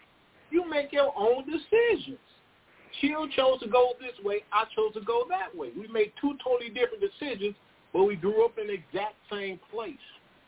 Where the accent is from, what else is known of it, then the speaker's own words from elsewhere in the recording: United States; We grew up in the same place. We grew up in the Ivanhoe Project in the area.